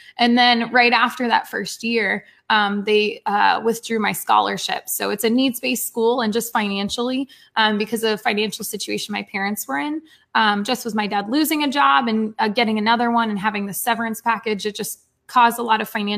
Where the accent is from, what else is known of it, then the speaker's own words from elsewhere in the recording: Port St. Lucie, Florida, United States; moved away as an adult; also born or lived in Fort Myers; from my hometown to somewhere new